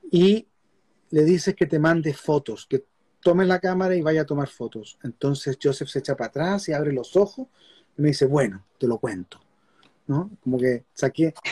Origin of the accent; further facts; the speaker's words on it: Chile; Y yo me meto con la cámara y le, digo, vengo de Chile, un país pequeño, estamos haciendo una película sobre Sergio Larraín.